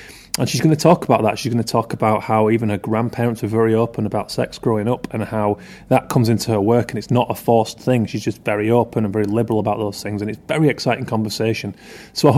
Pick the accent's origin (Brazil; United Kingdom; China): United Kingdom; Keighley, Yorkshire and the Humber; I was in my hometown in Keighley, West Yorkshire